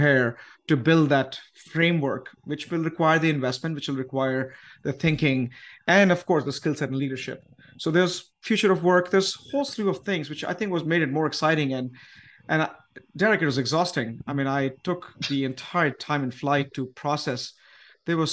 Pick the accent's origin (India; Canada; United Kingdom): India; moved away; as an Indian myself